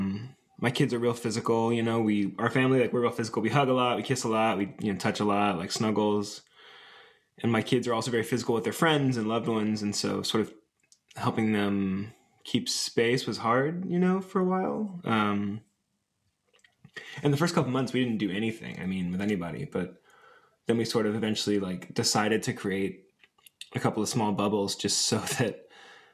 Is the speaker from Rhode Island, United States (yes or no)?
no; Atlanta, Georgia, United States; also born or lived in Chicago, Illinois; now in Greensboro, United States; I grew up in Atlanta, Georgia